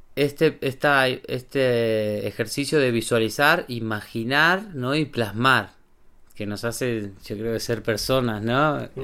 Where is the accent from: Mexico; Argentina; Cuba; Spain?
Argentina; moved away as an adult; also born or lived in Bariloche; now in Andorra; somos argentinos